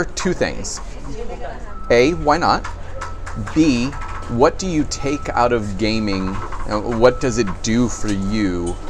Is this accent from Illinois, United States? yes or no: yes; Champaign, Illinois, United States; I come from Champaign